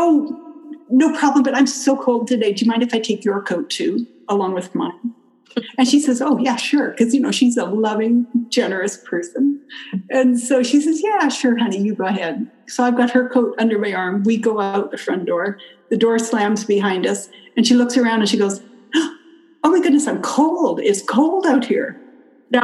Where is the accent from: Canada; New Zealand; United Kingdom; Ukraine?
Canada; moved away as an adult; also born or lived in California; now in United States; I grew up in Canada